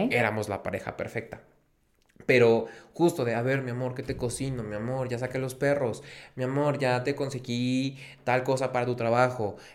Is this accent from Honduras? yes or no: no; Guatemala; moved away; yo dije, a ver, yo no me salí de Guatemala para meterme a Guatepeor.